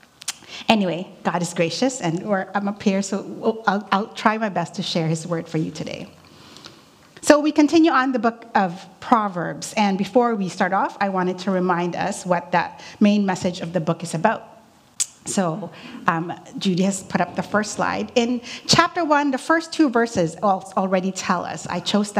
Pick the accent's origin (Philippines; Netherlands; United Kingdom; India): Philippines; moved away; Growing up in the Philippines